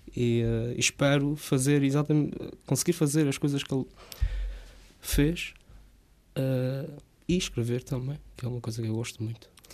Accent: Rabo de Peixe, Azores, Portugal; Eu cresci numa quinta, eh, em Rapto de Peixe, com o meu pai

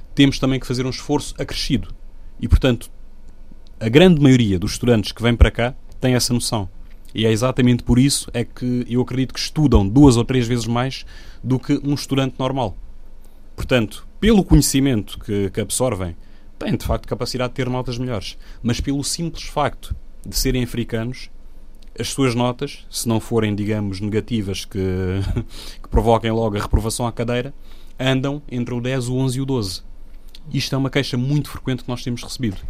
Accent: Guinea-Bissau; now in Portugal; eu sou africano, sou guineense, sou, digamos, imigrante cá

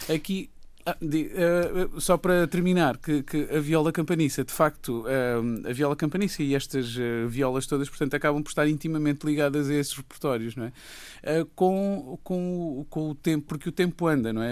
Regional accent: Raia, Alentejo, Portugal; E eu, eu, eu cresci na Raia

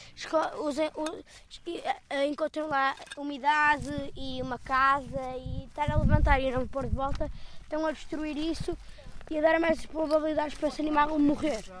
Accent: Matosinhos, Norte, Portugal; Eu não sou de Lisboa

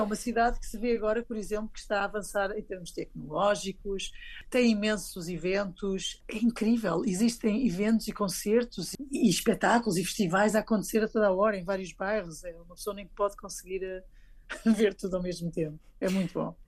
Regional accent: Seixal, Lisbon, Portugal; moved away as an adult; also born or lived in London, United Kingdom; now in Rome, Italy; em 2005 saí de Lisboa, de Seixal, de onde nasci, de Seixal, para Londres

